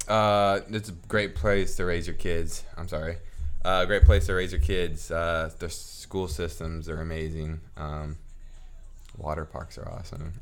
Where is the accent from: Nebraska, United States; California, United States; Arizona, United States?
Nebraska, United States; Lincoln; moved away; I'm from the city. So, I'm from Lincoln, Nebraska.